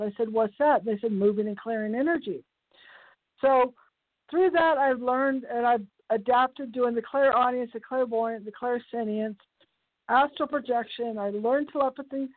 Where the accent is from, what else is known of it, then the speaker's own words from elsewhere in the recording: the Bay Area, California, United States; I'm from the Bay Area